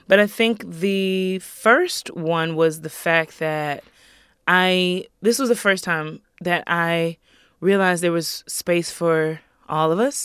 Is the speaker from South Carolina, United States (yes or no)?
yes; Greenville, South Carolina, United States; I grew up in Greenville, South Carolina